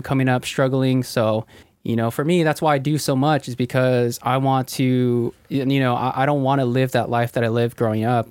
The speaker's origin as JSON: {"language": "English", "town": "Ventura", "region": "California", "country": "United States", "tie": "born or raised there", "said": "I was born in uh, Ventura, California"}